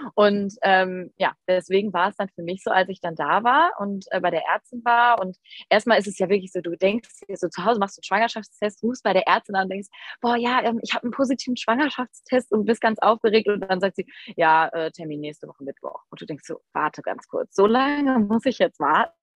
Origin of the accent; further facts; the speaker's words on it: near Düsseldorf, North Rhine-Westphalia, Germany; ich komme aus der Nähe von Düsseldorf